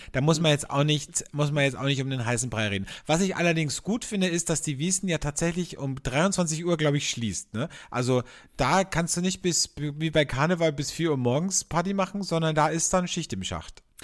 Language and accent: German; Austria; bei uns in Österreich